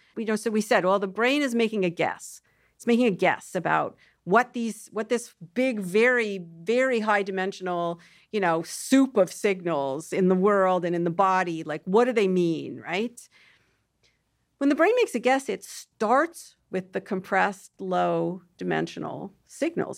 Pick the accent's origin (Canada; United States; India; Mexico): Canada; Toronto, Ontario; I'm actually from Toronto, which is just like New York